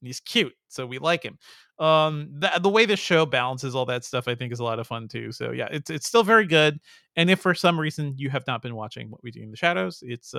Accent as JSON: {"language": "English", "country": "Guyana", "tie": "born there", "said": "I was born in Guyana."}